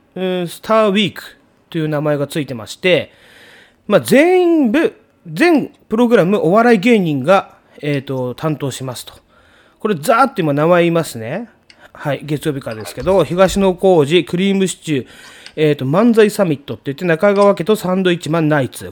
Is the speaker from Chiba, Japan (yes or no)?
no; Tokyo, Japan; 江東区深川出身、うちの地元なんですよ